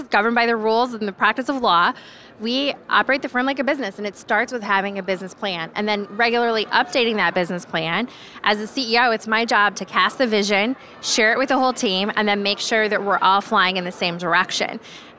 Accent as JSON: {"language": "English", "region": "Iowa", "country": "United States", "tie": "born or raised there", "said": "I'm a farmer's daughter. So my dad's a farmer. My mom was a housewife. And I grew up in Iowa in that capacity."}